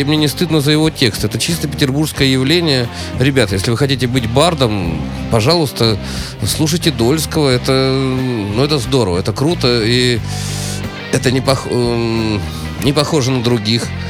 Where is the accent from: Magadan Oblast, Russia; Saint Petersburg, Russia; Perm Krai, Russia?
Saint Petersburg, Russia; я петербуржец